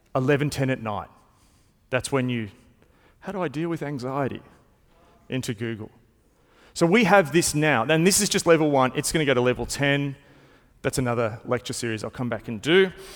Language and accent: English; Melbourne, Victoria, Australia; I've grown up in Melbourne. I've been not just in Melbourne my whole life, I've been in the same part